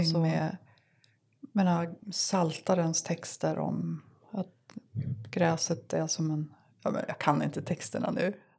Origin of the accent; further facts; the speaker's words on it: Sävar, Västerbotten County, Sweden; moved away; jag kommer från Sävar